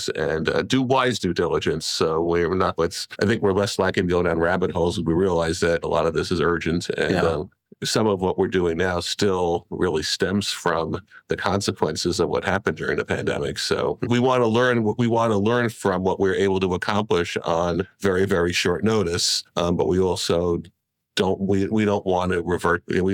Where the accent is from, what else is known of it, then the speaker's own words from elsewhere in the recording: New York, United States; I'm a New Yorker